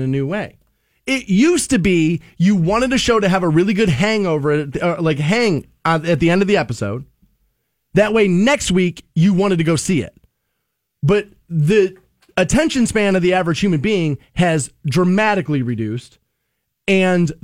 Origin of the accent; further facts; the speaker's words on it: United States; I'm an American.